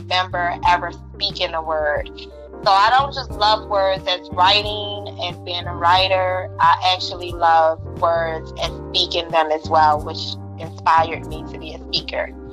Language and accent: English; Baltimore, Maryland, United States; now in San Diego, United States; I'm originally from Baltimore, Maryland, and I now live in San Diego, sunny California.